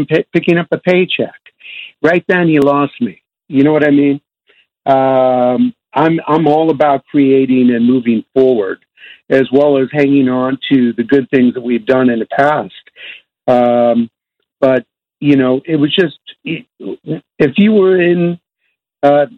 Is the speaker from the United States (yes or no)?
yes; Bay Area, California, United States; We grew up together in the Bay Area here